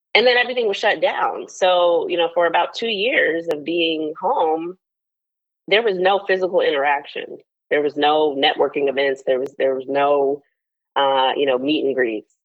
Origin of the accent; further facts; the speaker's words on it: Charlotte, North Carolina, United States; moved away as an adult; also born or lived in Washington, D.C.; now in Charlotte, United States; I grew up in Charlotte